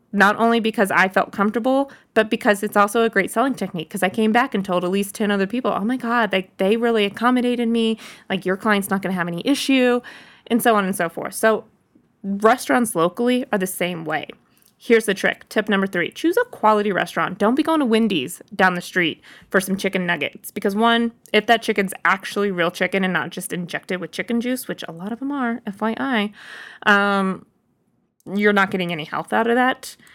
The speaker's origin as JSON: {"language": "English", "town": "Boonville", "region": "Missouri", "country": "United States", "tie": "born or raised there", "moved": "yes", "said": "I was in my hometown in Booneville, Missouri"}